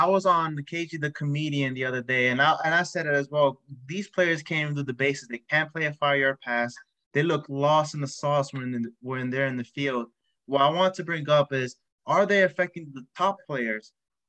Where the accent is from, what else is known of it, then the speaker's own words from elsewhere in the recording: North Carolina, United States; I'm from the States in North Carolina